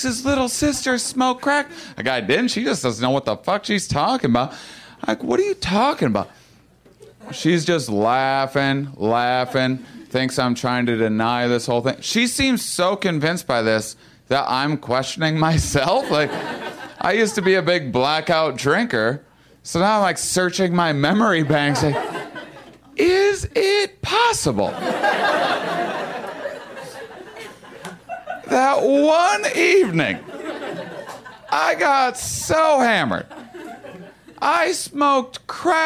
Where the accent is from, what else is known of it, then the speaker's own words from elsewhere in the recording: La Crosse, Wisconsin, United States; moved away; It's La Crosse, Wisconsin. That's my hometown